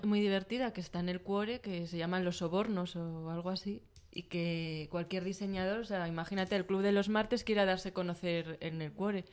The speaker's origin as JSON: {"language": "Spanish", "town": "León", "region": "Castile and León", "country": "Spain", "moved": "yes", "said": "yo soy de León y voy a León mucho"}